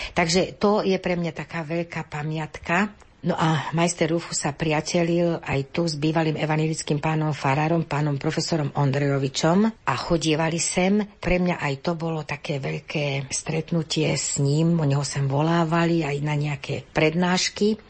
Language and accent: Slovak; Osuské, Záhorie, Trnava Region, Slovakia; now in Senec, Slovakia; pochádzam z Osenice, a kúsok odtiaľ je hlboké